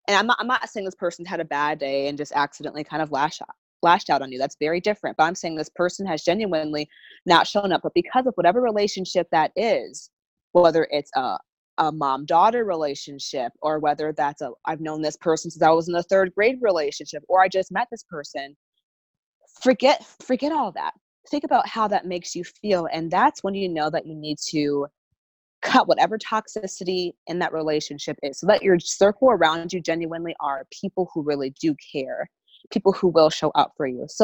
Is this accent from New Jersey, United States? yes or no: no; Massachusetts, United States; I'm from New England, so um, a lot of my friends um, from college